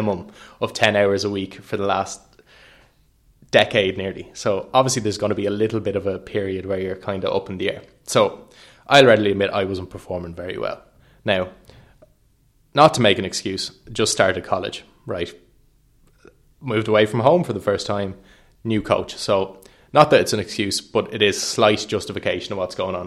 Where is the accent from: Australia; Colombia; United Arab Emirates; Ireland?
Ireland; Wexford, Leinster; I'm from Wexford